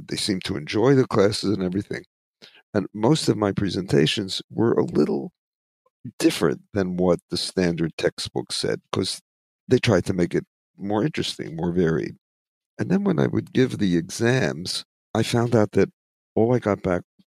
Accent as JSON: {"language": "English", "country": "United States", "tie": "born or raised there", "also_born_or_lived": "Philadelphia / New York", "said": "I grew up in it in Philadelphia, New York"}